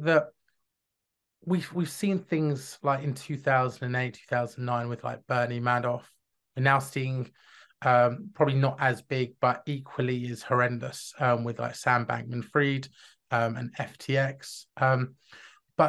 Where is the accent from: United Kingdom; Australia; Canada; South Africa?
United Kingdom; London; I grew up in North London